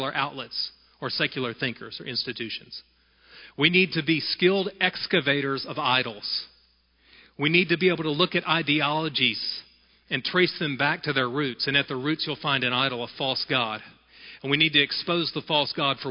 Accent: United States; Being an American is not the most important part of my identity, but is a necessary and inescapable part of my identity

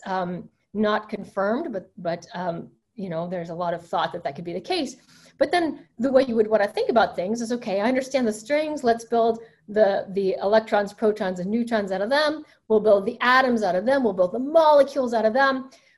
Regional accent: the South, United States; I grew up Southern Baptist. I grew up in the South, and my mother's father was a Southern Baptist preacher.

